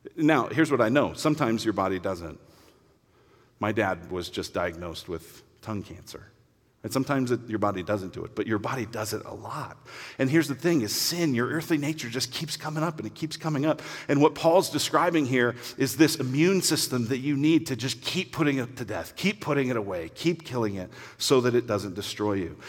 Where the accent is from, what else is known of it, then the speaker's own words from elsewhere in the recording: Denver, Colorado, United States; I grew up in Denver